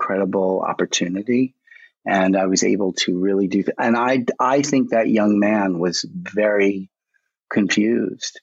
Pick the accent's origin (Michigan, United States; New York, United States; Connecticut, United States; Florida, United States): New York, United States; I'm a boy from Brooklyn